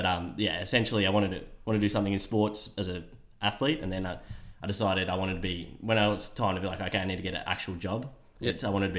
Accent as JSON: {"language": "English", "town": "Canberra", "region": "Australian Capital Territory", "country": "Australia", "tie": "born or raised there", "said": "No, not a Queenslander. I'm just from Canberra born and bred."}